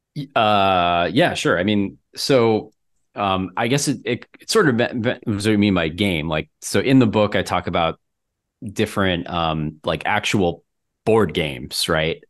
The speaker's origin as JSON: {"language": "English", "region": "Florida", "country": "United States", "moved": "as an adult", "lives_now": "Minneapolis, United States", "said": "I'm from Florida"}